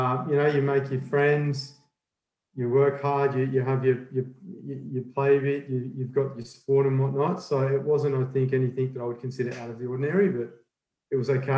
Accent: Sydney, New South Wales, Australia; I'm born and bred in Sydney. Obviously love the travel and whatnot, but it's always been home and I think we'll always be home.

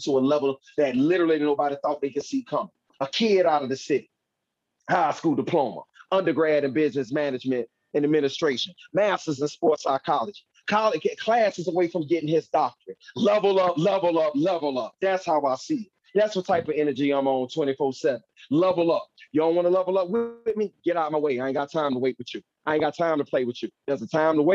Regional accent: Fort Lauderdale, Florida, United States; moved away as an adult; also born or lived in Missouri; Growing up in the Fort Lauderdale city limits of Broward County

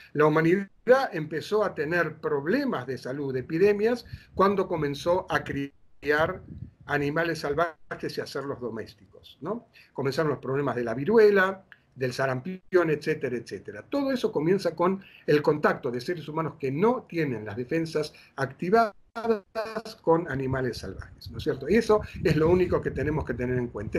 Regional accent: Buenos Aires, Argentina; moved away as an adult; also born or lived in Mar del Plata; cuando vivía en Buenos Aires, desde niño hasta los años 70 que me fui a Mar del Plata

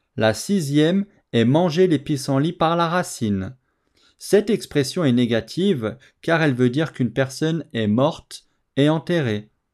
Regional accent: France; je suis français

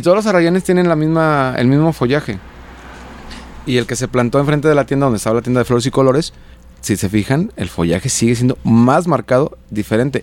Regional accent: Juanacatlán, Jalisco, Mexico; mi pueblo, Juanacatlán

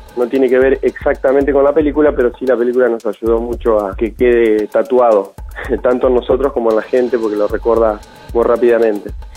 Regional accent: Paraná, Entre Ríos, Argentina; Somos una banda de Paraná, Entre Ríos.

